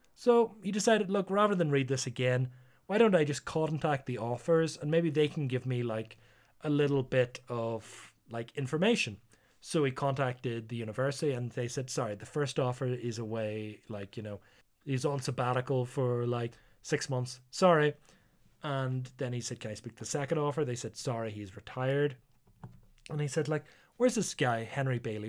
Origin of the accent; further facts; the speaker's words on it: Northern Ireland, United Kingdom; I'm Northern Irish